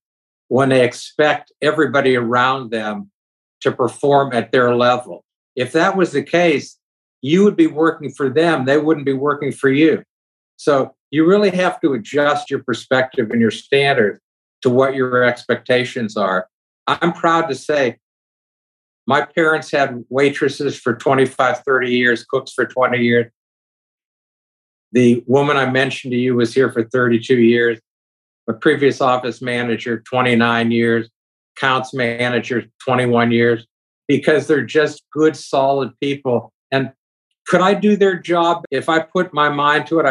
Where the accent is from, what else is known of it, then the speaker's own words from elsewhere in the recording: Youngstown, Ohio, United States; moved away as an adult; now in Columbus, United States; I grew up with in Youngstown